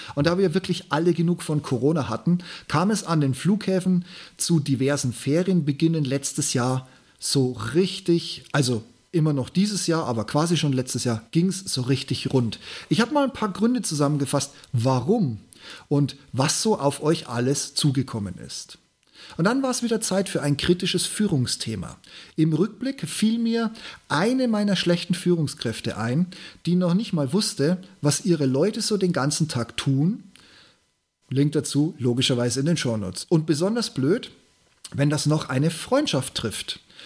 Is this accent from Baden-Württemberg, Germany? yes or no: no; Regensburg, Bavaria, Germany; born or raised there